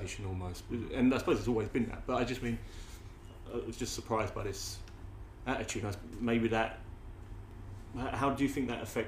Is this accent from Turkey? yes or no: no; United Kingdom; growing up in Britain